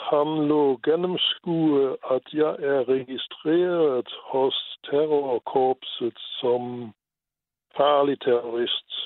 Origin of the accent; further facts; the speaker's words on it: Luxembourg; Danish is a second language; moved away as an adult; now in Denmark; Jeg er fra Luxembourg.